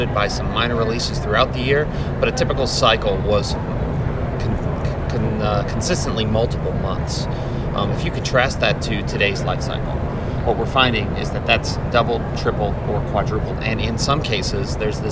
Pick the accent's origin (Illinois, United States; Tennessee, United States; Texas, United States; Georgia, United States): Georgia, United States; Atlanta; I'm from Atlanta, Georgia, in the sunny state of Georgia